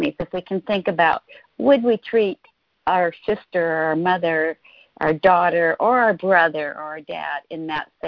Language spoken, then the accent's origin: English; Spokane, Washington, United States; now in Seattle, United States; I grew up in a small town. Well, it's a medium-sized town, Spokane, Washington, but I've lived in the Seattle